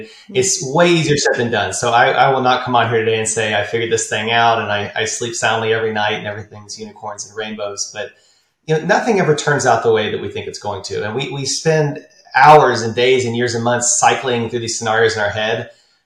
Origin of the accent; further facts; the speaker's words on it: Austin, Texas, United States; also born or lived in San Antonio, Texas / San Marcos, Texas; Born and raised in Austin, Texas, high school in San Antonio, college, a little town in between called San Marcos